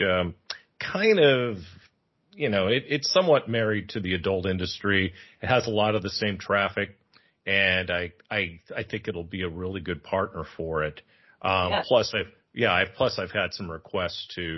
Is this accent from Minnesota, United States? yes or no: no; San Francisco, California, United States; now in Thailand; I'm from San Francisco. I live in Thailand.